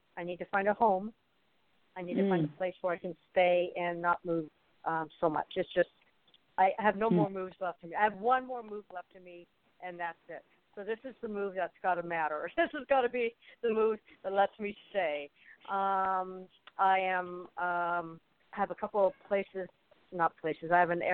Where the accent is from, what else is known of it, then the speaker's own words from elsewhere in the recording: Berkeley, California, United States; born there; I was born in Berkeley, California.